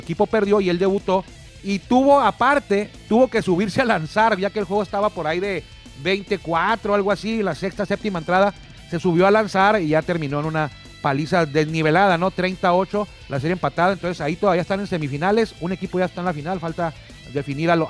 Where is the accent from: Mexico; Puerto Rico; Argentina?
Mexico